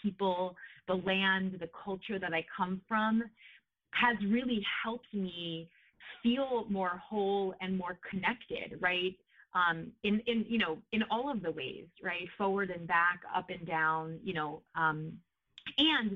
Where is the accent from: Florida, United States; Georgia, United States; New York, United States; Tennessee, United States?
New York, United States; moved away as an adult; now in California, United States; I grew up in New York and concrete